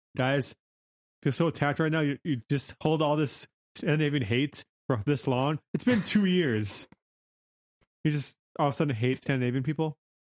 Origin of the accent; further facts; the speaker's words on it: United States; I'm American